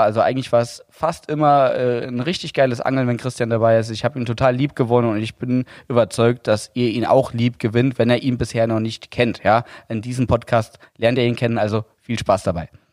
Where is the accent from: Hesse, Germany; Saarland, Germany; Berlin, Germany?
Saarland, Germany; Bei uns im Saarland